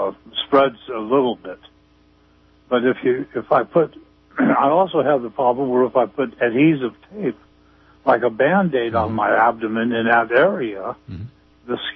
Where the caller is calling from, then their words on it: Arcata, California, United States; Hello, I'm from Arcata.